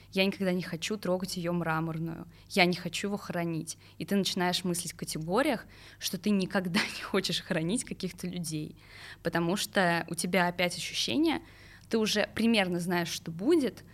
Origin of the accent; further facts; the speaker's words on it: Pavlovsky Posad, Moscow Oblast, Russia; я выросла в Палском Посаде, это 70 километров а, от столицы